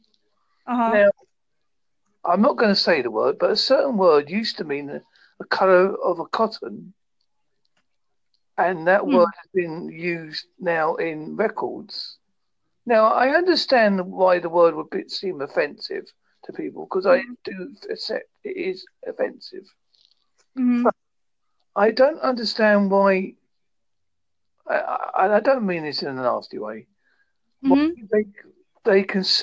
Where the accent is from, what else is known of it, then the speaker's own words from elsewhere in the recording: United Kingdom; being British